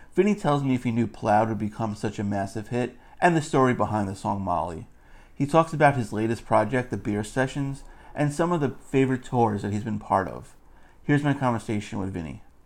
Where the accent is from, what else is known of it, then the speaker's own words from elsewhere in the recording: New York City, New York, United States; in Queens, my hometown